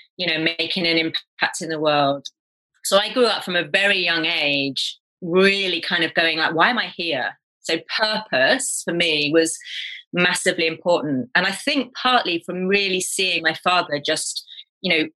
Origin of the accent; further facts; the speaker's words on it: England, United Kingdom; also born or lived in Kenya; we kind of returned to England and ended up living in the house my father grew up